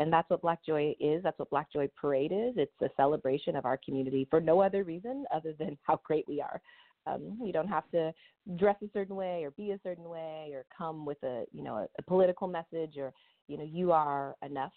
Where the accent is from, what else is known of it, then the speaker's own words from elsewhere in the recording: Sacramento, California, United States; moved away as an adult; now in Oakland, United States; I'm originally from Sacramento area, which some will say is the Bay, but we know that it is not really. And I moved here in my 20s